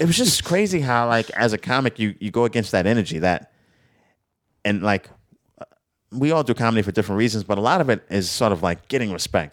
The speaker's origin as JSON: {"language": "English", "region": "New York", "country": "United States", "said": "I'm a New Yorker."}